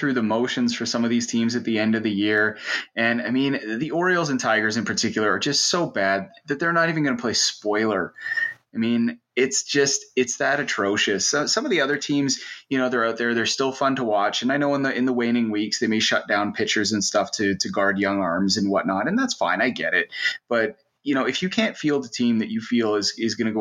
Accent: Canada; I'm Canadian

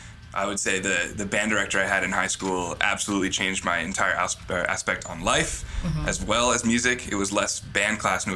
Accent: Savannah, Georgia, United States; moved away as an adult; now in Chicago, United States; I'm from Savannah, Georgia. I'm a trombone player around Chicago. I've lived here almost 9 years

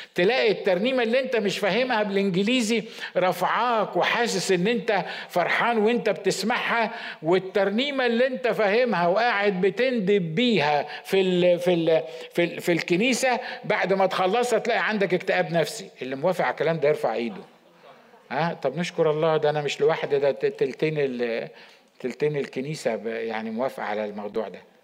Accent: Egypt; إحنا كمصريين

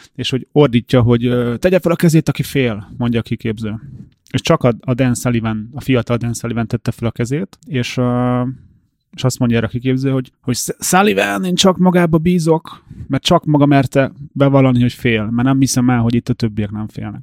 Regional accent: Hungary; mi magyarok

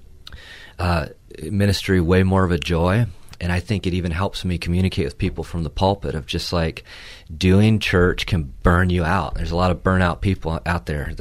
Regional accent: Port Huron, Michigan, United States; where I grew up in Port Huron

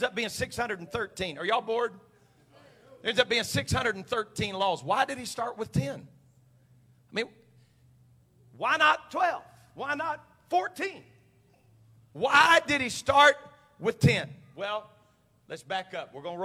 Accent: United States; me as an American.

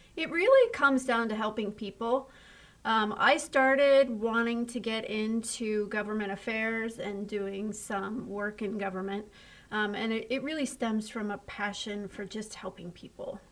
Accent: Ohio, United States; born or raised there

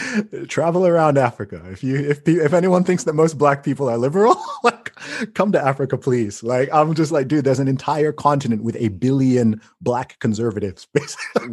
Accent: United Kingdom; as a British person

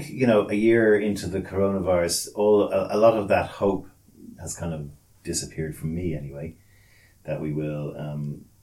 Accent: Australia; like I lived in Australia, I am Australian.

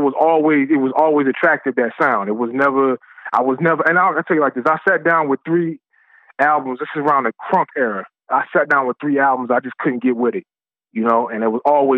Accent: New Orleans, Louisiana, United States; also born or lived in Florida; now in Dallas, United States; I'm originally from New Orleans

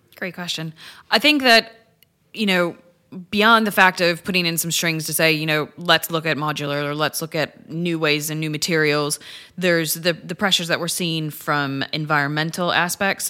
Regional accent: Chicago, Illinois, United States; moved away as an adult; now in United Kingdom; I'm originally from Chicago

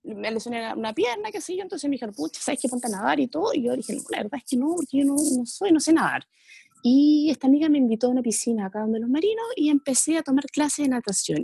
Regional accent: Santiago, Santiago Metropolitan Region, Chile; moved away as an adult; now in Viña del Mar, Chile; yo soy santiaguina, me vine para acá

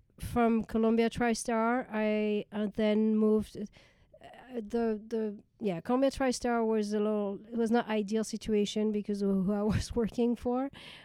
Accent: Brittany, France; English is a second language; moved away as an adult; also born or lived in Paris, France / Pennsylvania, United States; now in Los Angeles, United States; I was born in France, raised in the not in Paris, raised in a small town in Brittany.

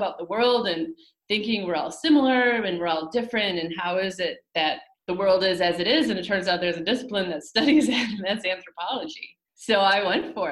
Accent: Port Huron, Michigan, United States; I was a fairly naive, even very naive, Midwestern kid growing up in Michigan

